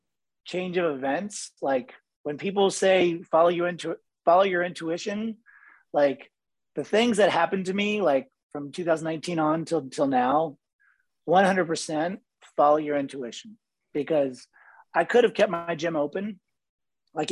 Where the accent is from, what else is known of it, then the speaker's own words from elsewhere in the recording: Ohio, United States; moved away as an adult; also born or lived in Boca Raton, Florida / Hawaii; now in Orlando, United States; No, I grew up in Ohio. I moved to Florida for college. I went to FAU down in Boca. Okay. And I was there for 5 years and then I moved to Hawaii for a year and then I moved back here to Orlando in 2000.